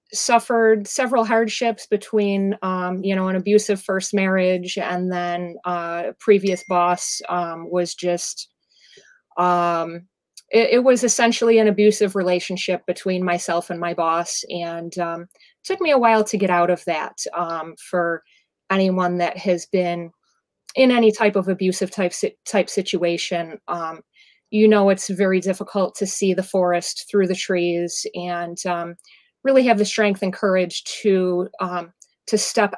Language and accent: English; Ellicottville, New York, United States; I am from the Western New York area, south of Buffalo in Ski Town, Ellicottville, New York